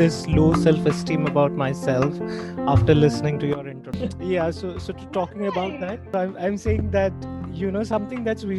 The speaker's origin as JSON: {"language": "English", "town": "Pune", "region": "Maharashtra", "country": "India", "said": "I'm from Pune, so Yash might know that, you know, Ganpati dance is in our blood as well."}